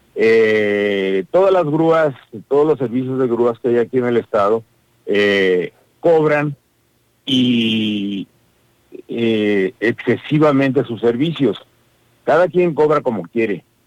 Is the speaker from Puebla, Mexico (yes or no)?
no; Querétaro, Mexico; Nosotros somos ciudadanos de Querétaro